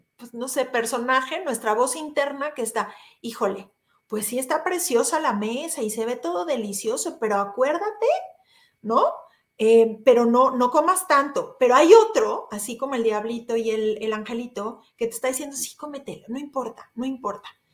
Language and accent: Spanish; Mexico; como mexicanos